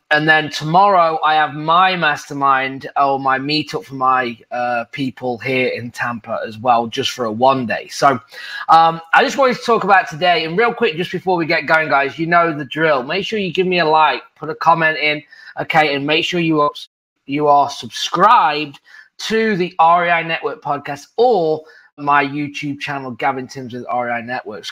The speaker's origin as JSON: {"language": "English", "region": "England", "country": "United Kingdom", "moved": "as an adult", "lives_now": "United States"}